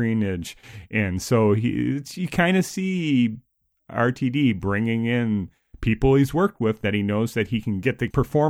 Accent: United States; as an American viewer

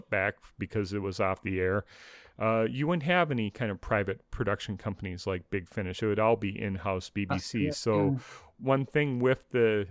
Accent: United States; as an American

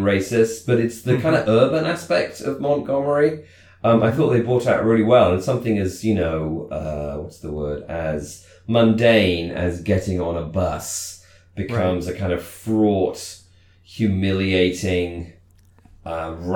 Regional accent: United Kingdom; growing up in Britain

